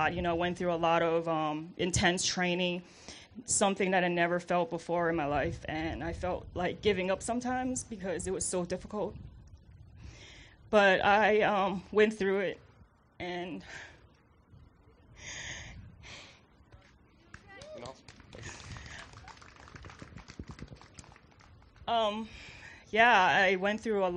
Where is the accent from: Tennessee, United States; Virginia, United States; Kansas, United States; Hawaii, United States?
Hawaii, United States; moved away; I'm originally from Hawaii, so very far